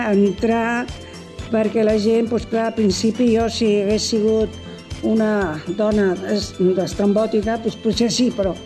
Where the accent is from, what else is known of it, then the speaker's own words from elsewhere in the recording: Barcelona, Catalonia, Spain; moved away as an adult; now in Cubelles, Spain; Jo sóc de Barcelona